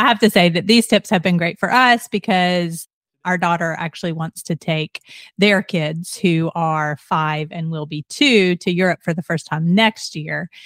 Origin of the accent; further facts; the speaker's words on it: Atlanta, Georgia, United States; growing up in Atlanta, we would always go like to the mountain